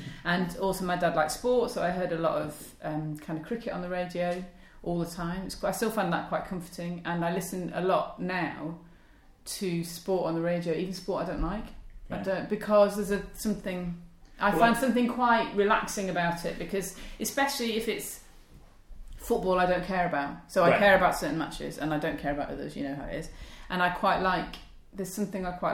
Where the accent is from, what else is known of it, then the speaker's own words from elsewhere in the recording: Wilmslow, North West England, United Kingdom; moved away; I came from Wilmslow, which is outside Manchester, I was like the Manchester correspondent